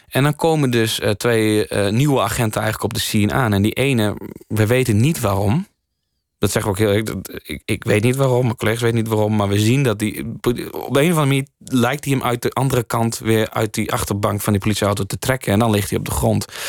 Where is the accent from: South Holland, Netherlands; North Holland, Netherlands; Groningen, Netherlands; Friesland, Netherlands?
Friesland, Netherlands; Leeuwarden; ik ben in Leeuwen opgegroeid